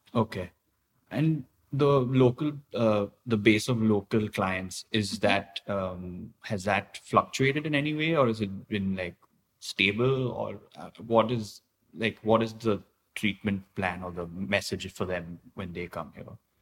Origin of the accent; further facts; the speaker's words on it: India; now in Thailand; I grew up in India